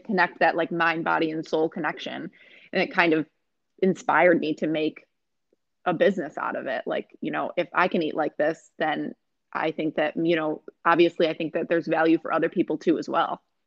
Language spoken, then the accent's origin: English; Rochester, New York, United States; also born or lived in Buffalo; I'm from Rochester. I went to Rush Henrietta High School growing up